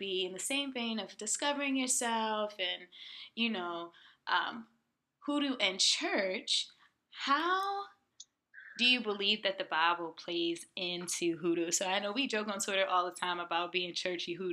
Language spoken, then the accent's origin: English; Chesapeake Bay, United States; we're both from the Chesapeake Bay